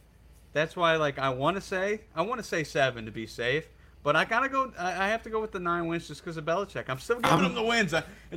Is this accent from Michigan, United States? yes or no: no; St. Louis, Missouri, United States; we're from St. Louis